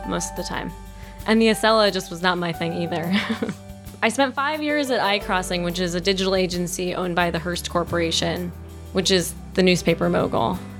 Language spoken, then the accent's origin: English; Wilmington, Delaware, United States; moved away as an adult; also born or lived in New York City; now in Boulder, United States; I grew up in Wilmington, Delaware